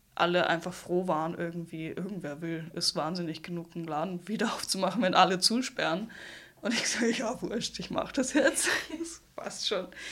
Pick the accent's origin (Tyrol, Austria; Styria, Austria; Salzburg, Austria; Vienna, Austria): Salzburg, Austria; also born or lived in Hamburg, Germany; als Salzburgerin